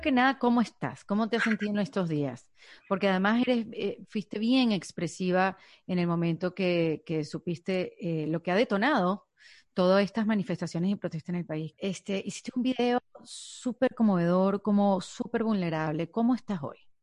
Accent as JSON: {"language": "Spanish", "country": "Venezuela", "moved": "yes", "lives_now": "United States", "said": "yo soy un inmigrante venezolana, pero ya no me llaman venezolana porque estoy en Estados Unidos"}